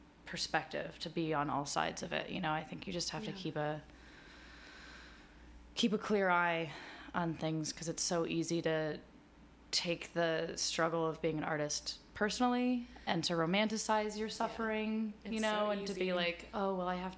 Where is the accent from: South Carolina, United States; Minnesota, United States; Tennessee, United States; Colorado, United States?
Colorado, United States; Denver; moved away as an adult; also born or lived in New York City; Denver. So this is at Denver School of the Arts